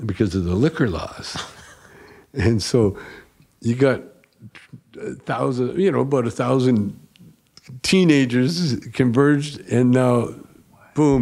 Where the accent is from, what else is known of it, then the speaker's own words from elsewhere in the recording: Calgary, Alberta, Canada; moved away; also born or lived in Edmonton / Vancouver; Calgary originally, or Edmonton. I was born in Edmonton.